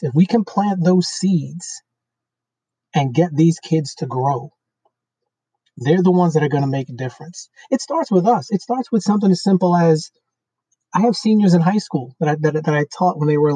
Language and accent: English; New York City, New York, United States; I grew up in Brooklyn, New York. I grew up in a black section of Brooklyn, New York.